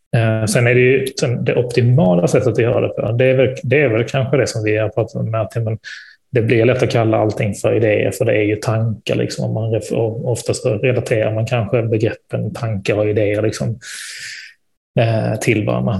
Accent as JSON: {"language": "Swedish", "town": "Malmö", "region": "Skåne", "country": "Sweden", "tie": "born or raised there", "moved": "yes", "said": "nere i Malmö där jag är född och uppvuxen"}